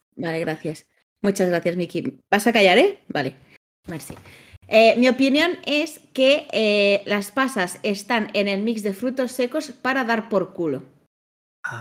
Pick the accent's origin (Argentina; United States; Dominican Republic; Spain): Spain; Lleida, Catalonia; moved away; cuando me fui de Lleida